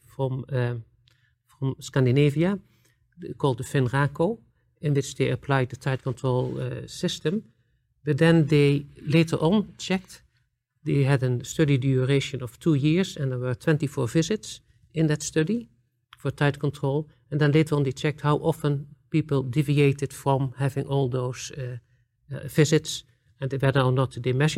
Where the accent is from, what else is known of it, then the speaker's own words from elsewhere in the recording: Netherlands; I'm coming from the Netherlands